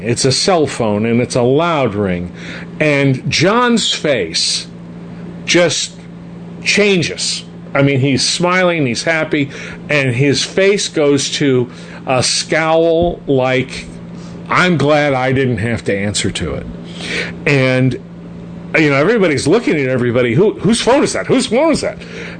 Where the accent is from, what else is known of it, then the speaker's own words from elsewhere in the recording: Glendale, United States; now in Arizona; Well, now I live in Arizona, but I grew up in Glendale.